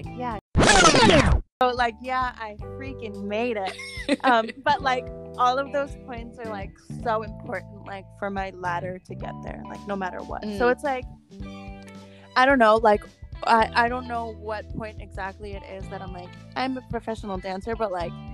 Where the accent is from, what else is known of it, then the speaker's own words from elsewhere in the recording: Long Island, New York, United States; I grew up in New York on Long Island